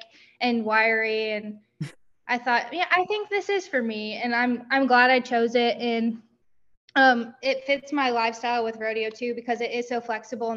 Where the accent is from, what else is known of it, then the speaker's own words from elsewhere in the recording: Marshall, Missouri, United States; also born or lived in Southern Iowa; We moved to Marshall when I was really little